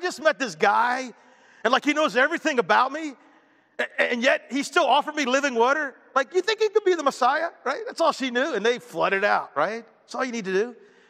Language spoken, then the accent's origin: English; Baltimore, Maryland, United States; born there; Well, I was born in Baltimore in February 4th, 1960.